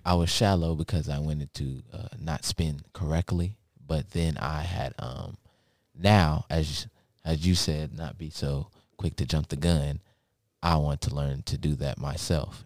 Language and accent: English; Lexington, Kentucky, United States; also born or lived in Baltimore, Maryland; we moved to Lexington, Kentucky